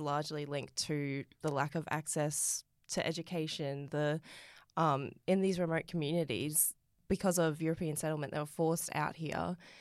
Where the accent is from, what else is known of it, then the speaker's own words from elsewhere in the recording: Rockhampton, Queensland, Australia; I grew up in Rockhampton